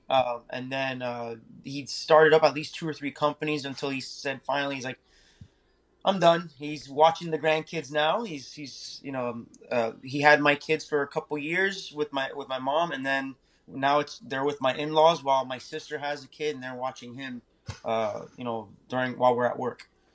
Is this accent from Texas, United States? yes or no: no; Naples, Florida, United States; also born or lived in Miami, Florida; I was born in Miami, so we moved here to Naples